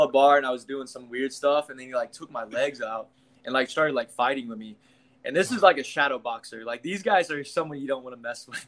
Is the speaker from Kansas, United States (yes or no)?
yes; Kansas, United States; I'm from the Midwest. I'm from Kansas